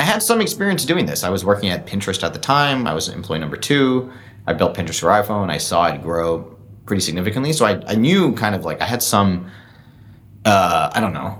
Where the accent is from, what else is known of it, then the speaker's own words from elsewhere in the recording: Singapore; now in San Francisco, United States; I grew up in Singapore.